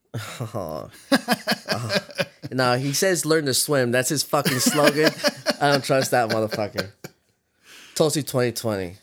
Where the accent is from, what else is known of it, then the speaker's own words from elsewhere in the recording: Victorville, California, United States; so we grew up in Victorville